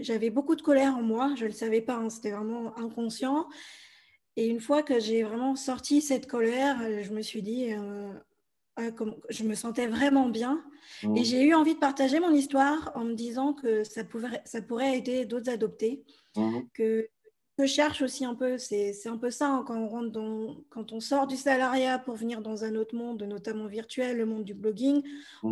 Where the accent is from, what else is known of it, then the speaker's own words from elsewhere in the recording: France; also born or lived in Bolivia; je suis française et je suis adoptée de Bolivie